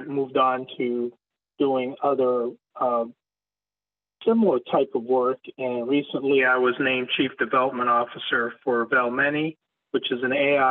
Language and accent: English; southern Maine, United States; moved away as an adult; also born or lived in Florida; I had started a scratch practice in my hometown in southern Maine.